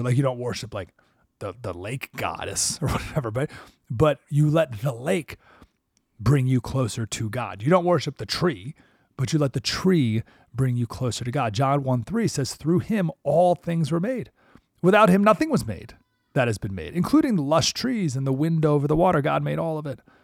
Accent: Skaneateles, New York, United States; moved away; my hometown, Skinny Atlas, New York

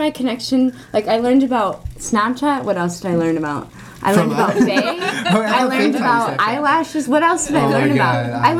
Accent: United States; now in Moscow, Russia; the weird American in the company

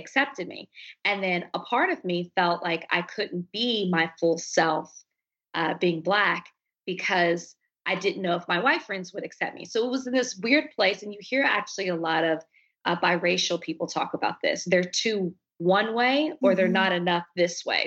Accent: Dallas, Texas, United States; I'm from Dallas, Texas. I grew up with two sisters.

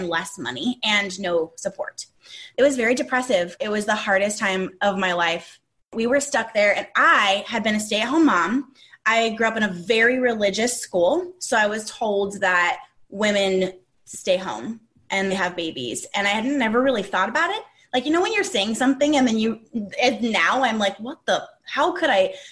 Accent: Southern California, United States; moved away as an adult; also born or lived in Arkansas; We are from Southern California. We were born and raised here. We live here now

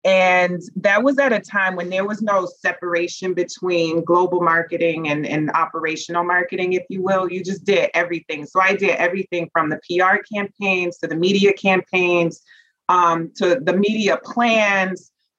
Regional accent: Memphis, Tennessee, United States; At that time, Maybelline was headquartered in my hometown of Memphis. And I just didn't know that people from Memphis could have a career in beauty.

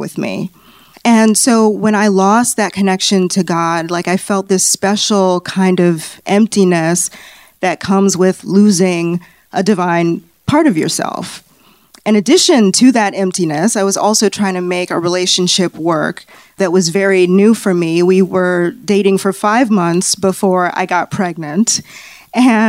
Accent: Chicago, Illinois, United States; now in Los Angeles, United States; I'm originally from Chicago

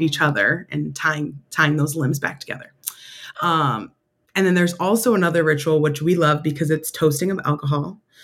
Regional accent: Syracuse, New York, United States; moved away as an adult; also born or lived in Rochester, New York; now in Washington, D.C., United States; Syracuse, New York, in my hometown.

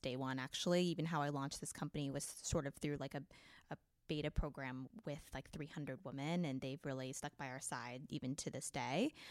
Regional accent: Oregon, United States; I grew up in Oregon, actually, on a farm.

